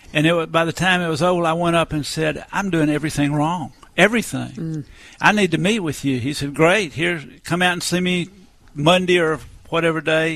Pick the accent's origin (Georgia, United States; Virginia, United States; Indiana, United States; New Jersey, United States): Georgia, United States; Atlanta; I was born in Atlanta, Georgia. I grew up going to church every Sunday of my life.